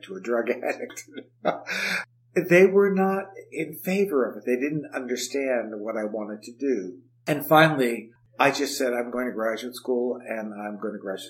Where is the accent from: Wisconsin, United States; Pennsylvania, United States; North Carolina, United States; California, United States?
Pennsylvania, United States; Scranton; I grew up in Scranton, Pennsylvania